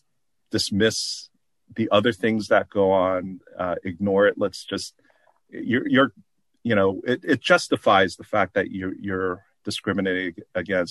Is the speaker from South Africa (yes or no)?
no; South Korea; now in United States; I'm from South Korea.